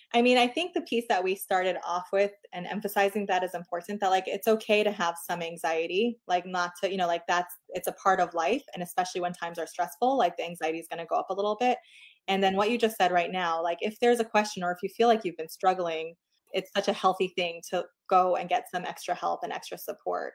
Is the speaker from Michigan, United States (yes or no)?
no; New York, United States; moved away as an adult; now in Portland, United States; I'm from New York originally. We moved to Portland, Oregon six years ago